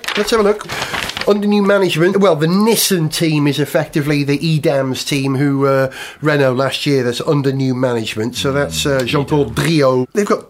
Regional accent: Tasmania, Australia; Well, you know, I'm from Tasmania originally.

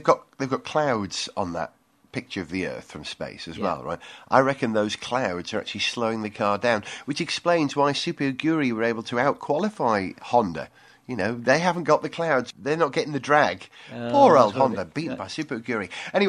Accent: United Kingdom; From the point of view of being British

